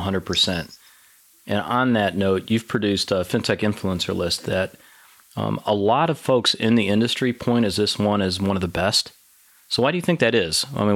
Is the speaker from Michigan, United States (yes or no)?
yes; Detroit, Michigan, United States; I grew up in Detroit, so I have a sweet spot for Canada in me.